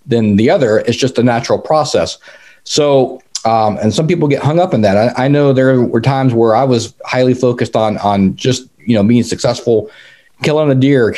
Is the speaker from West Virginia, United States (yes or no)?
no; North Carolina, United States; moved away; I grew up in North Carolina. I was the son of an Army Green Beret at Fort Bragg.